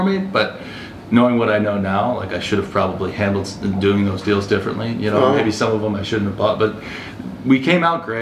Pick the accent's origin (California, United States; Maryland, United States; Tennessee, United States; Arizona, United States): Maryland, United States; Baltimore; moved away as an adult; also born or lived in Alabama; I'm from the Baltimore area, like she mentioned, I'm from the East Coast.